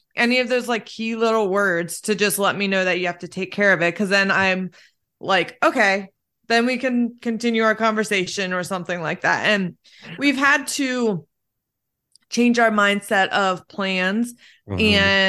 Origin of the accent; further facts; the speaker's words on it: Lancaster, United States; I definitely feel like I grew up in Lancaster, and it's very like, you kind of not keep to yourself